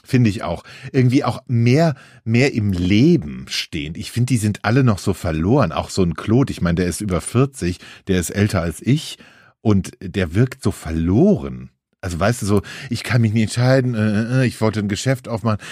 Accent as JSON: {"language": "German", "region": "Hesse", "country": "Germany", "said": "bei uns in Hesse"}